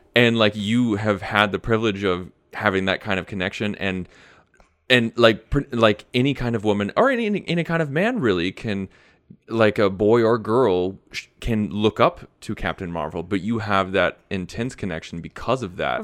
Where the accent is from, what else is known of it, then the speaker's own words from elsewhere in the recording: United States; I'm American